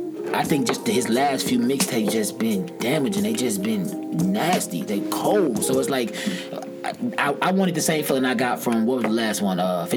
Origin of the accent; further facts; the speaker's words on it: Illinois, United States; I'm from Illinois.